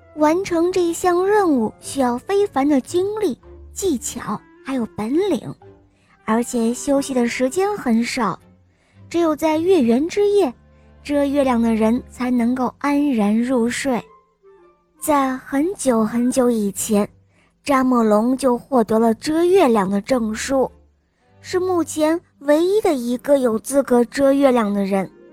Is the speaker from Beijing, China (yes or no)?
no; Shanghai, China; 我五岁了，我来自上海